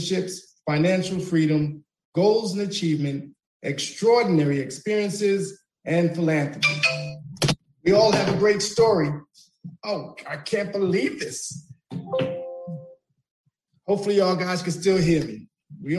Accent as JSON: {"language": "English", "region": "New York", "country": "United States", "said": "I am a New Yorker as well"}